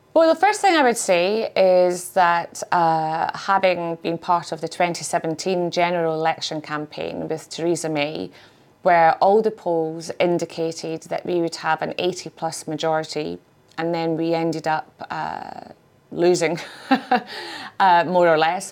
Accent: Scotland, United Kingdom; being Scottish

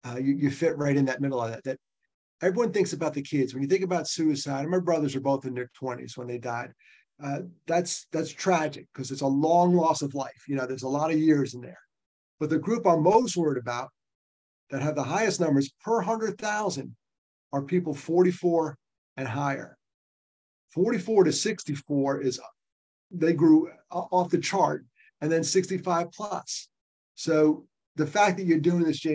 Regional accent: Nyack, New York, United States; I grew up in Nyack, New York, great place to grow up.

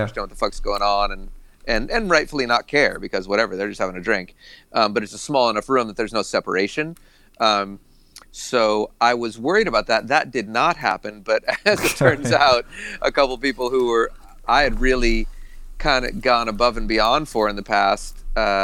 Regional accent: Boston, Massachusetts, United States; I grew up in, you know, New England

